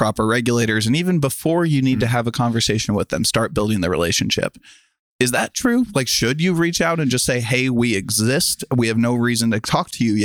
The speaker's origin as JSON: {"language": "English", "town": "Kansas City", "country": "United States", "said": "I'm from Kansas City"}